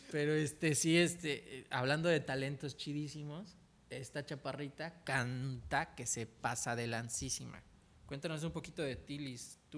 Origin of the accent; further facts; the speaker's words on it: Tizimín, Yucatán, Mexico; now in Cancún, Mexico; yo soy de Tizimín, Yucatán.